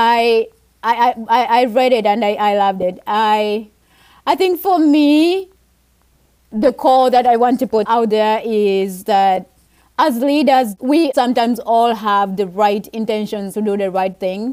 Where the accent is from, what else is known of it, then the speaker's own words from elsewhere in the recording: Uganda; moved away; I grew up in Uganda